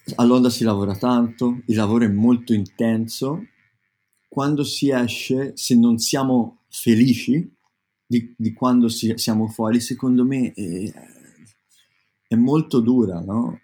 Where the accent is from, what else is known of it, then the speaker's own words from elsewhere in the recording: Tuscany, Italy; now in London, United Kingdom; io sono toscano